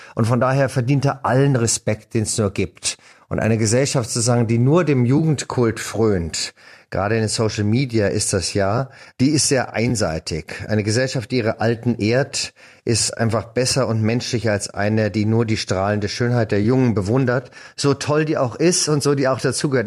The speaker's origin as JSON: {"language": "German", "town": "Munich", "region": "Bavaria", "country": "Germany", "tie": "born or raised there", "also_born_or_lived": "France", "first_language": "German", "said": "bei uns in München im Gymnasium"}